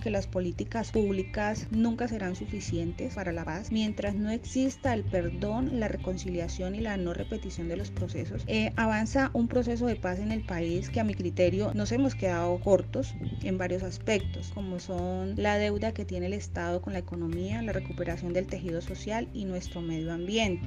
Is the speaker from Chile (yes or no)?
no; Arauca, Colombia; en el tema de la presencia de nuestro Estado, hablemos como Estado colombiano, policía y ejército, tenemos varias dificultades. Primero que somos una frontera muy porosa